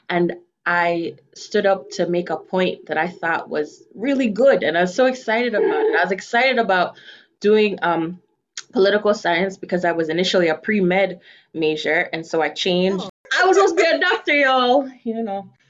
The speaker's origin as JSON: {"language": "English", "country": "Jamaica", "accent": "Jamaican", "lives_now": "United States", "said": "You know, I started speaking more of my Jamaican accent because of UndocuBlack."}